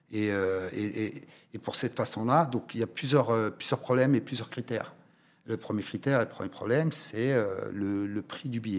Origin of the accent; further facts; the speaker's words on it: Oriental, Morocco; Moi, je suis originaire de la région de l'Oriental. Nous n'avons malheureusement pas une seule salle